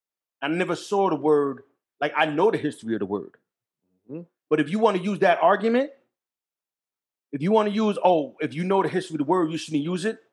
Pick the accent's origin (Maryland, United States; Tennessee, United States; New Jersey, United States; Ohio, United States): New Jersey, United States; Jersey City; This is my friends in the projects, everybody I interacted with in the school, in number 9 school, Jersey City, in the projects, Montgomery projects.